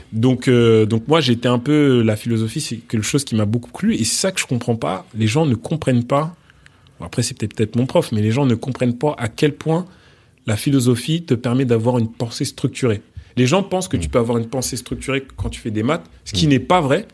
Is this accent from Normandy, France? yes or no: no; Mantes-la-Jolie, Île-de-France, France; also born or lived in Portugal; je suis né euh, au Portugal. Ah. mes parents ont vécu au Portugal avant de venir en France et, mhm. de, et après avoir quitté le Sénégal et la Guinée. Et j'ai grandi ensuite en, en, région parisienne.